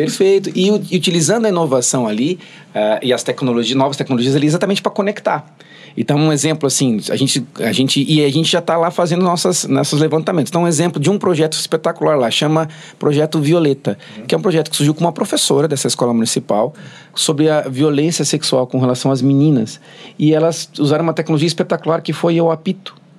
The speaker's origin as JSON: {"language": "Portuguese", "town": "Sapucaia do Sul", "region": "Rio Grande do Sul", "country": "Brazil", "tie": "born or raised there", "said": "eu sou de, assim, me criei em Sapucaia aqui"}